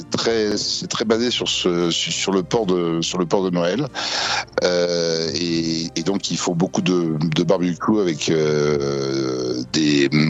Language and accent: French; France; now in São Paulo, Brazil; nous, en tant que Français, on arrive à trouver du foie gras.